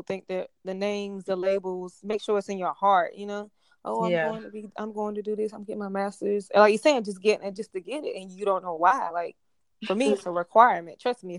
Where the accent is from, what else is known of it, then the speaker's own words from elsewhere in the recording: Topsail Beach, North Carolina, United States; also born or lived in Jamaica (ancestry); I'm from Topsail Beach.